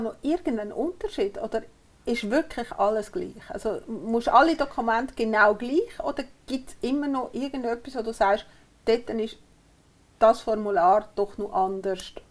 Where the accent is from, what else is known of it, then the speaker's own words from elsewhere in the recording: Uri, Switzerland; Ich bin im Kanton Uri aufgewachsen